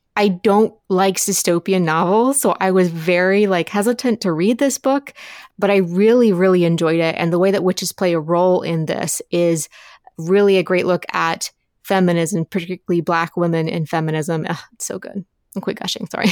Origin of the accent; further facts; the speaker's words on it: Appalachia, United States; I grew up in Appalachia